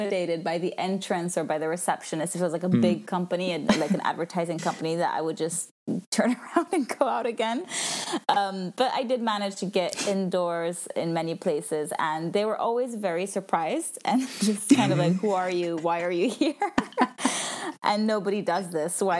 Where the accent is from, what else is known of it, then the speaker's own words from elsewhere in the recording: Italian-speaking Switzerland, Switzerland; moved away; I'm from Switzerland, but I'm from the Italian speaking part, and I speak French